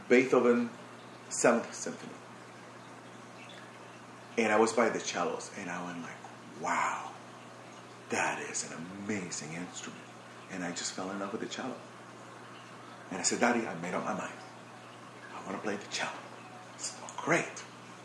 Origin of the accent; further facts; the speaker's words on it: Barquisimeto, Lara, Venezuela; moved away; I grew up in Barquisimeto, it's a small city.